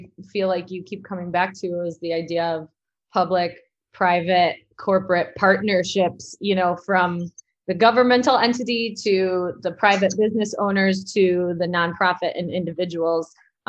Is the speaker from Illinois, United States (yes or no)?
yes; Elgin, Illinois, United States; So my organization, Side Street Studio Arts, is part of the downtown Elgin community, especially growing up in Elgin.